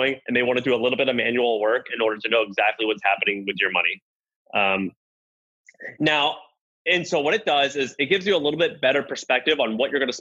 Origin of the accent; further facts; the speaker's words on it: the South, United States; I'm from the South.